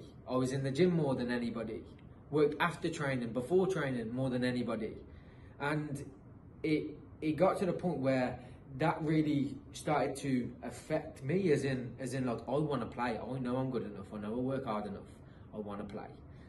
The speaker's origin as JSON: {"language": "English", "region": "England", "country": "United Kingdom", "also_born_or_lived": "Australia", "moved": "yes", "lives_now": "United States", "said": "I'm English, and it's hard to play, it's hard for an Englishman to play at a decent enough level in England."}